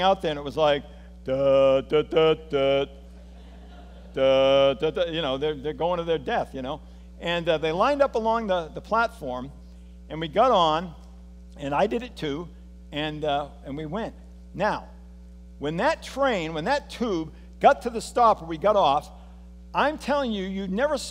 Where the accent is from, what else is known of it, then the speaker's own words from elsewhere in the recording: United States; as an American